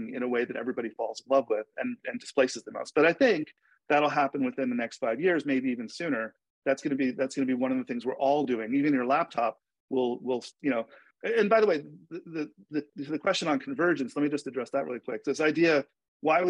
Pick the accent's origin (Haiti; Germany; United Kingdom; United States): United States; New York; I grew up in New York